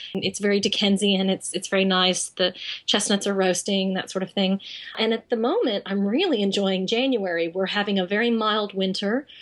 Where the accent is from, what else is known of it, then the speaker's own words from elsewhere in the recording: Texas, United States; now in London, United Kingdom; I'm I'm a girl from Texas and I love country